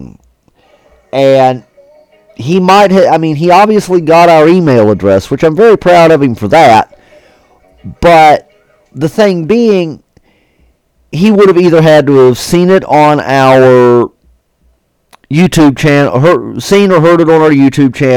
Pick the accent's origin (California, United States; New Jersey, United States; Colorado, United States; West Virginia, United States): West Virginia, United States; the great state of West Virginia. And guys, I get to enjoy seeing my home state.